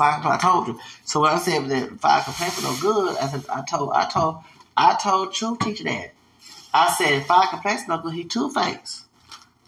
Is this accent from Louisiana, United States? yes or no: yes; Louisiana, United States; I'm Hispanic from Louisiana, like in the United States